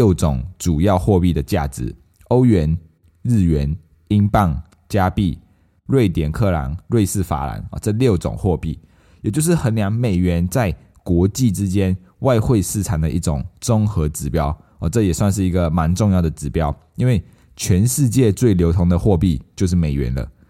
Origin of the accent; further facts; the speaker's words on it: Malaysia; now in Taiwan; 那时候我刚从马来西亚来到台湾的时候，因为我还分不清楚旅馆啊、旅店、酒店这一些东西。因为我在马来西亚，我我我们都会说我们要去酒店